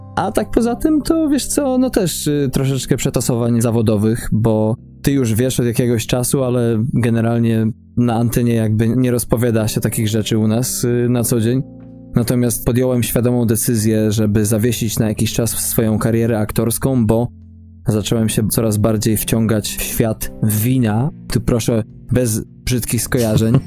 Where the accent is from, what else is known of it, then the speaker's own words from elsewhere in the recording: Poland; moved away; naszym kraju nadwiślańskim